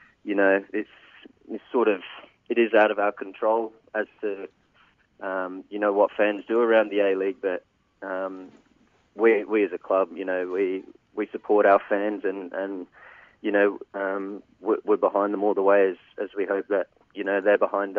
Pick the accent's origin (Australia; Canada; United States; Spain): Australia; Perth, Western Australia; moved away as an adult; also born or lived in Melbourne; starting up in my hometown at Perth Glory